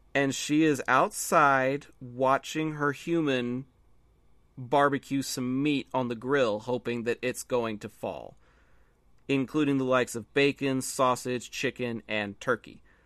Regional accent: Texas, United States; I'm from Texas

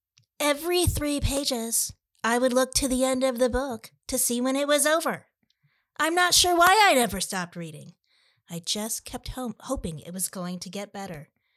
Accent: Michigan, United States; Because I was born in Michigan, grew up there, and went to college there. I have family in cherry country, too.

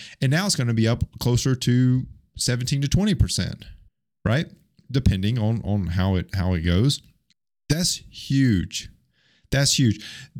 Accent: Alabama, United States; I say McDonald's, okay? I'm from Alabama.

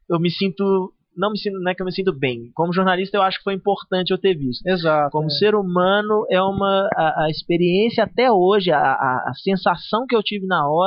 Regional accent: Minas Gerais, Brazil; accent: Minas; vocês têm sotaque e tal, de Minas e tal, mas agora tem uma de São Paulo aqui.

